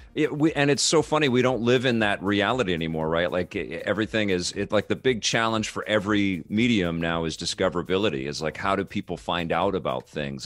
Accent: West Coast, United States; a West Coaster

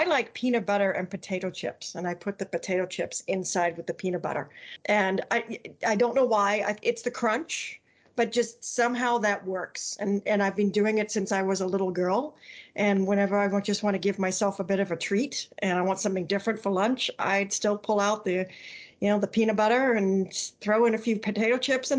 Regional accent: England, United Kingdom; I was brought up on mayonnaise, so even though I'm technically English, I still put mayonnaise on, you know, my ham and Swiss sandwich

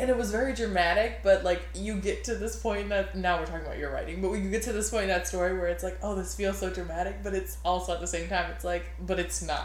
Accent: New Orleans, Louisiana, United States; we're both from Louisiana, but you're from like a little farther north, more country than like me, and like the deep south, deep deep south in New Orleans

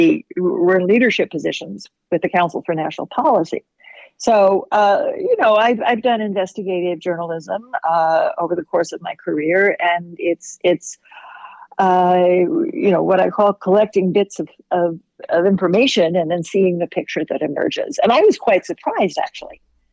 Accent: Oklahoma, United States; in my home state of Oklahoma

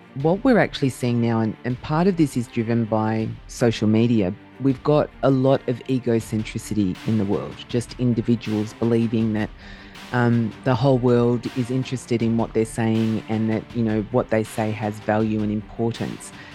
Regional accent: Melbourne, Victoria, Australia; I was actually born in Melbourne.

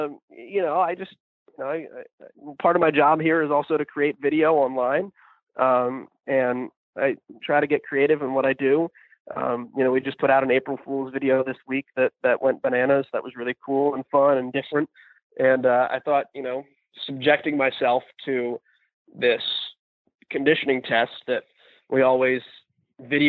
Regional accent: New Jersey, United States; moved away as an adult; now in Indianapolis, United States; I grew up in New Jersey in an area that was farmland and was very newly developed

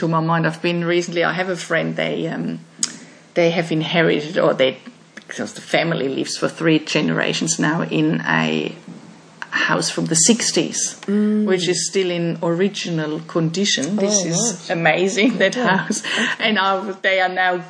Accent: Germany; moved away as an adult; I'm from Germany, so we had in our houses, in the last ones we lived in, modern, like new apartments in our house, we always had wall-hung toilets. And then I came here

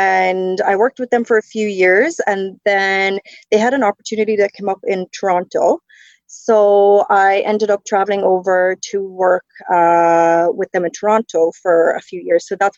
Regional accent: County Cork, Ireland; moved away as an adult; now in Ontario, Canada; It's definitely faded a little bit, but I grew up in the south of Ireland in County Cork in a very small village, 700 people. So yeah, long way from home.

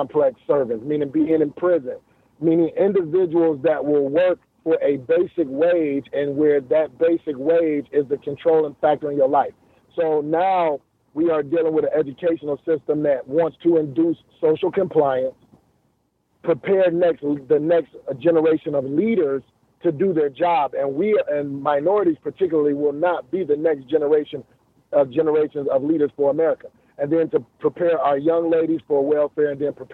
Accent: Detroit, Michigan, United States; growing up around Miss Anderson and Miss Jennings in our neighborhood

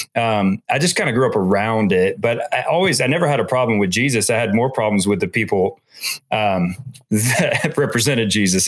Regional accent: Atlanta, Georgia, United States; I grew up in Atlanta, here in Atlanta

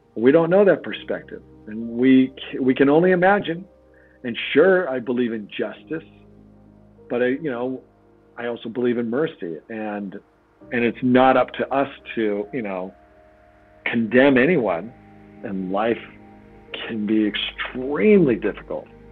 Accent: Oregon, United States; I grew up in Oregon

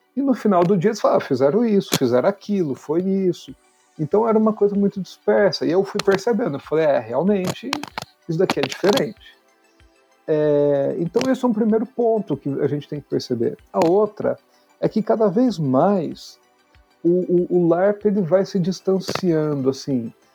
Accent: Poços de Caldas, Minas Gerais, Brazil; moved away as an adult; now in São Paulo, Brazil; eu nasci em São Paulo, mas eu cresci em, no sul de Minas, em Poço de Caldas

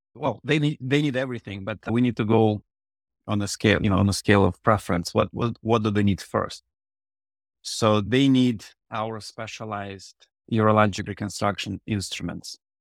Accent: Odesa, Odesa Oblast, Ukraine; first language Russian; English is a second language; moved away; so my first language is Russian. I was born in the previous century, and the city, Odessa, was at that point predominantly Russian speaking

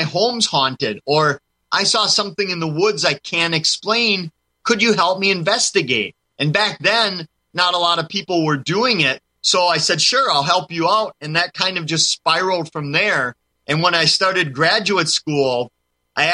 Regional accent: Wisconsin, United States; my home state of Wisconsin, because I grew up in a town not too far from one of the three UFO capitals of the world that we have in our state

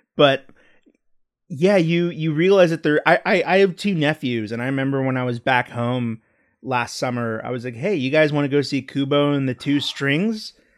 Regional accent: Texas, United States; growing up in Texas, I didn't go to comic book stores a lot.

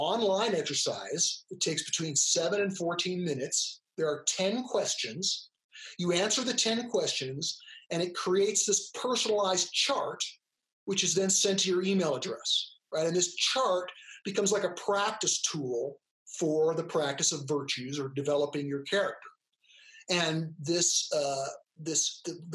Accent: California, United States; I'm an American, I'm a male, you know, I'm of English heritage, right? I grew up in California.

